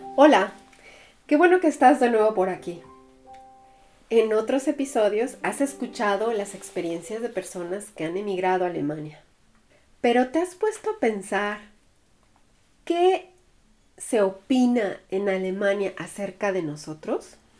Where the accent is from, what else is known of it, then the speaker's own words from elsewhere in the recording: Mexico; now in Germany; mi país